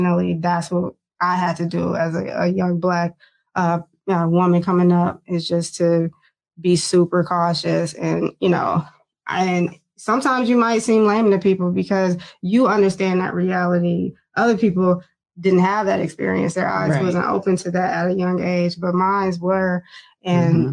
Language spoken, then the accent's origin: English; Flint, Michigan, United States; moved away as an adult; also born or lived in Detroit, Michigan; now in Seattle, United States; growing up in Flint, if it wasn't for basketball, you know, living in a project